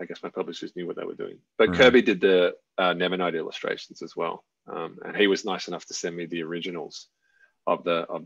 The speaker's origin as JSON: {"language": "English", "country": "Australia", "said": "I'm Australian"}